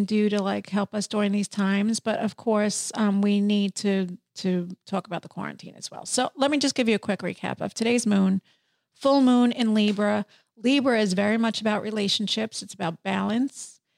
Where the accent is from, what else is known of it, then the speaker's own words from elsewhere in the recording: New York, United States; I was born in New York